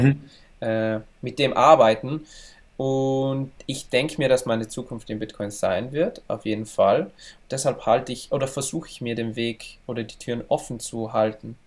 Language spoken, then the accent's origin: German; Val Gardena, South Tyrol, Trentino-Alto Adige, Italy; also born or lived in Brixen, South Tyrol; von wo ich herkomme, in Gröden, im Skigebiet